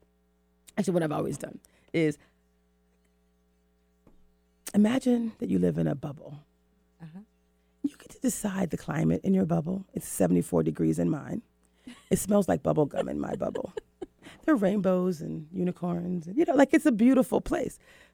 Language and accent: English; the South, United States; also born or lived in East Coast; now in West Coast, United States; I'm from the South.